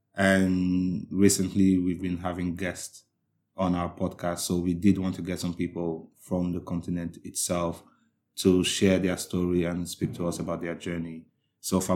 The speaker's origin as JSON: {"language": "English", "country": "Nigeria", "moved": "yes", "lives_now": "United Kingdom", "said": "as a Nigerian"}